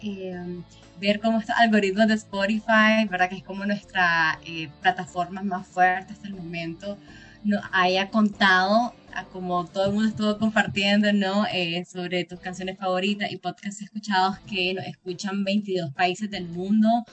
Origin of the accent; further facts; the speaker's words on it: Nicaragua; now in Costa Rica; igual nicaragüense, migrante y solicitante de refugio en Costa Rica